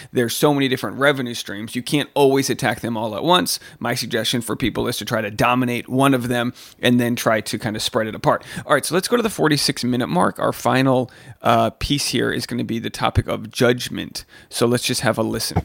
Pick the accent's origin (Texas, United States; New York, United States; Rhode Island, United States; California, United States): Rhode Island, United States; Newport; Newport, my hometown